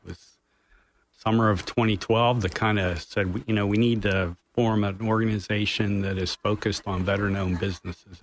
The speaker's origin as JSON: {"language": "English", "region": "Pennsylvania", "country": "United States", "moved": "yes", "lives_now": "Orlando, United States", "said": "I'm from Pennsylvania originally."}